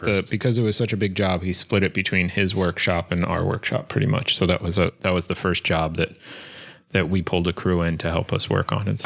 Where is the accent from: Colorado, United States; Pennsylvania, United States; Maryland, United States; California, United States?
Pennsylvania, United States; suburbs north of Philadelphia; moved away as an adult; also born or lived in Brooklyn, New York; I grew up right outside Philly in the suburbs north of Philly